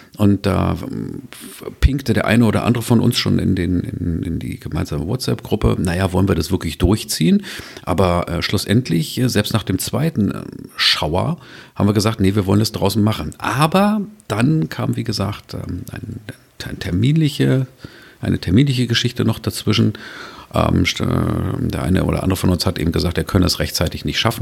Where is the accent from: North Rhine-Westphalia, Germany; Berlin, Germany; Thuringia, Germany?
Berlin, Germany; als Großstädter, als Berliner